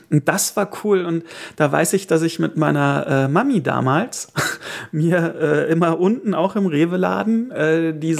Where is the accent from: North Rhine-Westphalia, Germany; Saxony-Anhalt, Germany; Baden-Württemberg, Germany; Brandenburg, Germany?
North Rhine-Westphalia, Germany; Erkelenz; wo ich herkomme, aus dem wunderschönen Marienviertel im Erkelenz